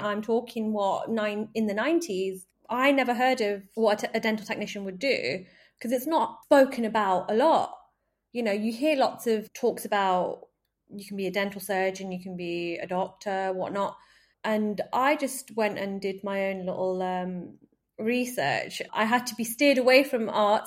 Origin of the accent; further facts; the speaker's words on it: Manchester, North West England, United Kingdom; moved away as an adult; also born or lived in Wolverhampton; I'm originally from Manchester. That was where I was born and brought up